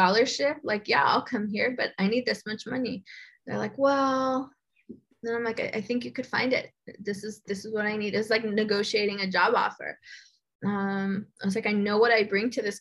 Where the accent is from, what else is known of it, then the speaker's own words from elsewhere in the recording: Los Angeles, California, United States; I was born and raised in Boyle Heights